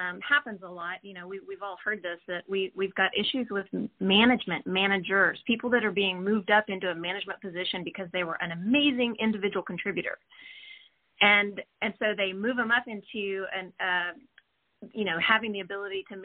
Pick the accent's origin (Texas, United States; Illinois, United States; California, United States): Texas, United States; Austin; I'm from Austin. I was actually born and raised here.